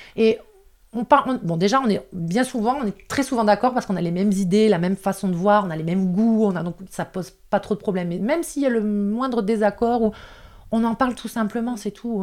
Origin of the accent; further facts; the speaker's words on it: the North, Hauts-de-France, France; accent: ch'ti, accent du Nord; now in Alpes-Maritimes, France; je suis désolée pour ceux qui ont capté mon accent de ch'ti